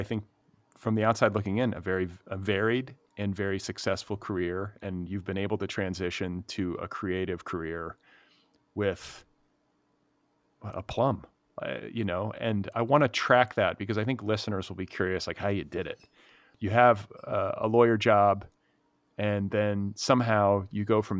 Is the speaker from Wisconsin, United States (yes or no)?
yes; Cedarburg, Wisconsin, United States; born or raised there; also born or lived in Milwaukee, Wisconsin